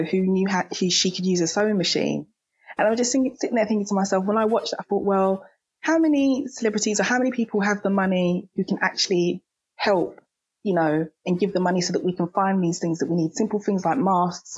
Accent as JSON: {"language": "English", "country": "United Kingdom", "said": "me being British myself"}